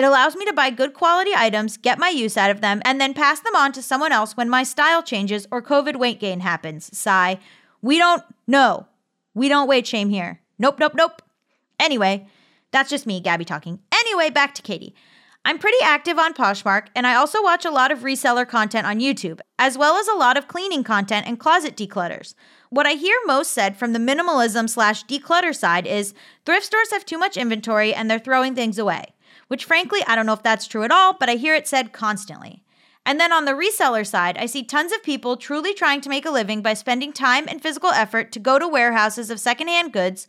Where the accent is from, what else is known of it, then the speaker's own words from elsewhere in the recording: Texas, United States; I grew up in North Texas, the south part of Tornado Alley